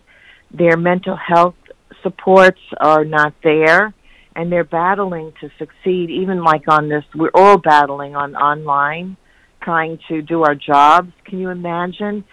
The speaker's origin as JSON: {"language": "English", "region": "New York", "country": "United States", "said": "I'm from New York"}